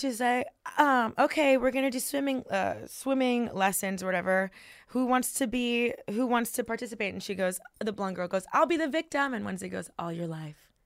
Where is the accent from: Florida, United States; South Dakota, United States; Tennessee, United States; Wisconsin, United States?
Florida, United States; Miami; I was born and raised in Miami